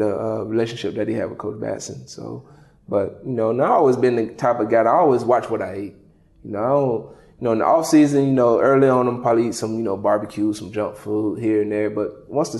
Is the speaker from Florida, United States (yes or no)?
yes; Lake Butler, Florida, United States; moved away as an adult; also born or lived in Clemson, South Carolina / Buffalo, New York; my hometown in Lake Butler